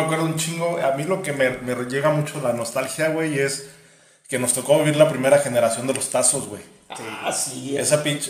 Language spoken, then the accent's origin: Spanish; Guadalajara, Jalisco, Mexico; yo soy de Guadalajara